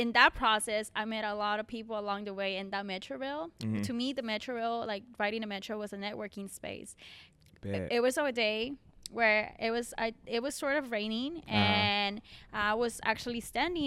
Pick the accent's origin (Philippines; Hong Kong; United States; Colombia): Colombia; English is a second language; moved away; I'm from Colombia.